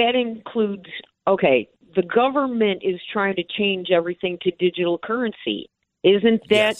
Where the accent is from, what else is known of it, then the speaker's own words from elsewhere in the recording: Georgia, United States; Georgia, which is also my hometown area